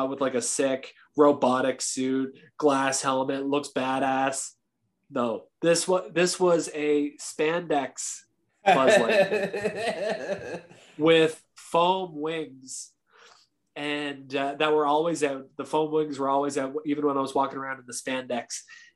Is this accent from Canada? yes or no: yes; Canada; me being a generous, kind Canadian